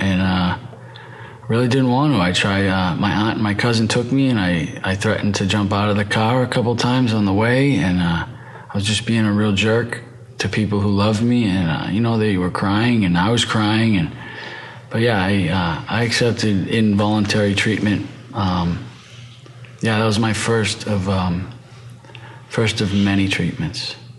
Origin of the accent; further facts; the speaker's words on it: right outside of Boston, Massachusetts, United States; I'm from the East Coast, from Massachusetts, right outside of Boston